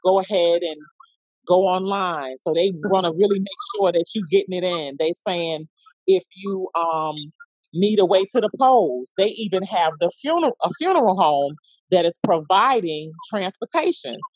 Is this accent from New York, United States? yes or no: yes; New York, United States; now in Memphis, United States; originally from New York. I live in Memphis, Tennessee